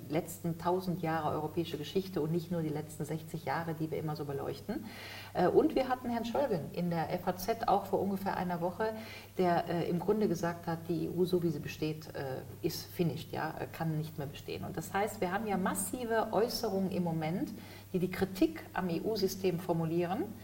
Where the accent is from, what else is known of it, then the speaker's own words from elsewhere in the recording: Düsseldorf, North Rhine-Westphalia, Germany; Düsseldorf ist ja sozusagen meine Heimat. Mein Elternhaus steht nicht weit von hier.